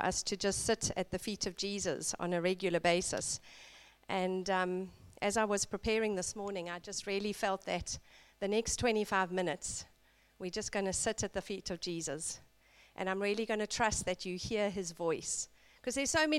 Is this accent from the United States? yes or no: no; South Africa; I grew up in South Africa in a middle-class family